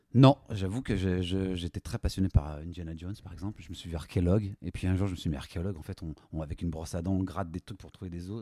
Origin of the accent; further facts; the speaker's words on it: Lyon, Auvergne-Rhône-Alpes, France; de cœur, je suis lyonnais